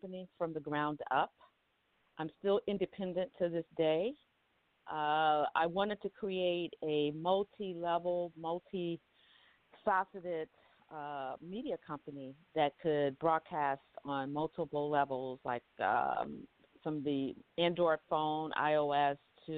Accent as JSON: {"language": "English", "region": "the South", "country": "United States", "said": "I'm from the South. I'm from down South"}